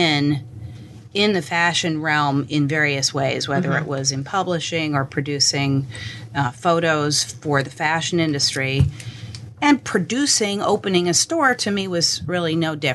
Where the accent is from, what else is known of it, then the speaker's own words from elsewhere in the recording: New York City, New York, United States; So I grew up in New York, mm-hmm. in Manhattan, with two parents who were artists